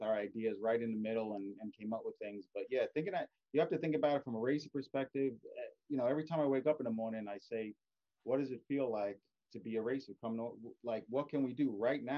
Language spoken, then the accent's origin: English; East Coast, United States; I'm from the East Coast